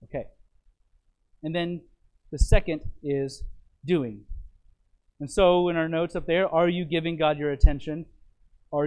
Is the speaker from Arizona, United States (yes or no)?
yes; Phoenix, Arizona, United States; My pastor that I grew up with in Phoenix